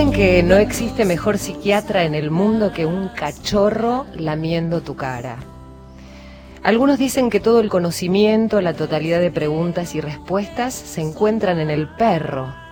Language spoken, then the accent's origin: Spanish; San Antonio de Areco, Buenos Aires Province, Argentina; cuando era muy chica, en mi pueblo, en San Antonio de Areco